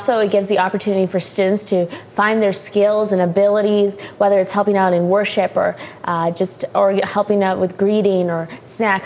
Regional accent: Calgary, Alberta, Canada; I grew up in Calgary, Alberta, home of the Calgary Flames

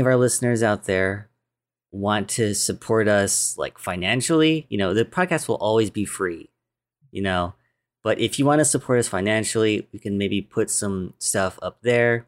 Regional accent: United States; I'm American, 'cause I was born here.

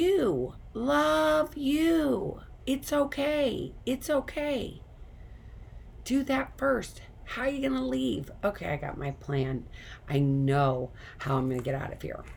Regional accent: St. Louis, Missouri, United States; moved away; I came from St. Louis, Missouri. We grew up going to tornado drills. I had a tornado drill all the time

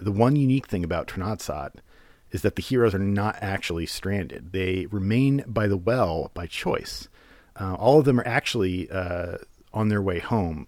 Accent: United States; as an American

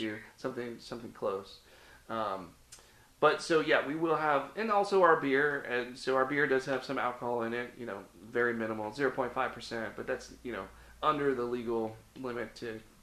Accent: Cincinnati, Ohio, United States; now in Florida, United States; I grew up in the Midwest. I grew up in Cincinnati, Ohio

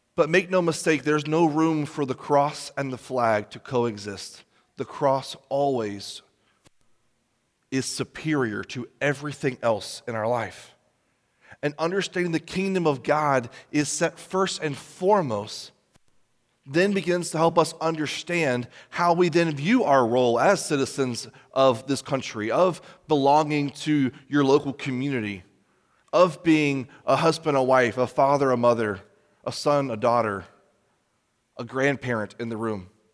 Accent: United States; us as American Christians

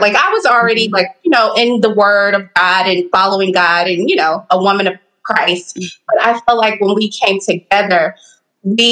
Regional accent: Dallas, Texas, United States; I grew up in Texas and Dallas. I'm a Dallas girl

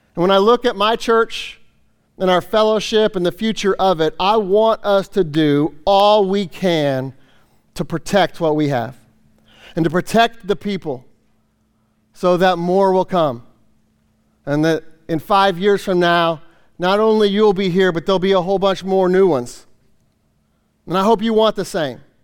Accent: Kansas City, Missouri, United States; moved away as an adult; now in Ohio, United States; I grew up in Kansas City, you know, lived there, you know, most of my life

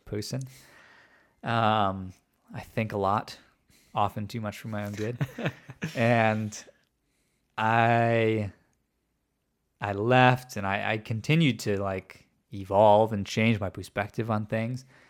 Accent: outside of Chicago, Illinois, United States; I was raised outside of Chicago

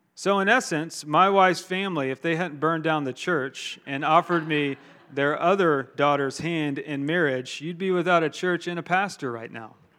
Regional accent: Augusta, Georgia, United States; moved away; I'm from Augusta, Georgia

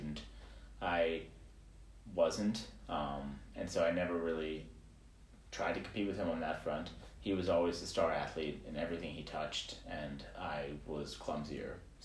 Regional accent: Los Angeles, California, United States; born or raised there; also born or lived in Chicago, Illinois

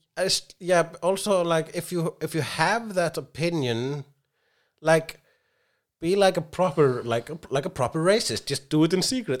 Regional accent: Iceland; I am Icelandic

